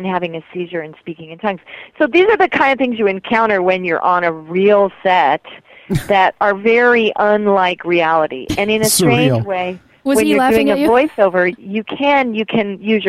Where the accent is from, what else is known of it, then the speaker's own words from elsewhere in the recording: Colorado, United States; moved away as an adult; also born or lived in Fruita, Colorado / New York City; now in Los Angeles, United States; I actually grew up in a little town in Colorado, and then I lived in Fruita, Colorado, and then I moved to New York City for many years, and then I moved to Los Angeles